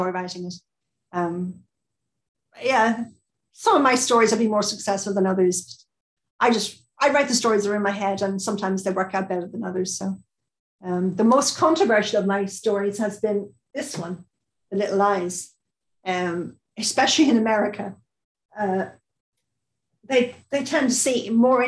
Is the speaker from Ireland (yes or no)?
yes; Ireland; I'm Irish